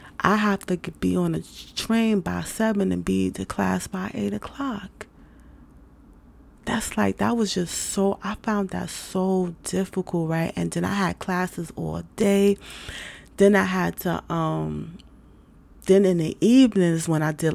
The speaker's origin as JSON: {"language": "English", "town": "New York City", "region": "New York", "country": "United States", "moved": "yes", "said": "I'm from New York City. I'm from New York City. I've been in different places"}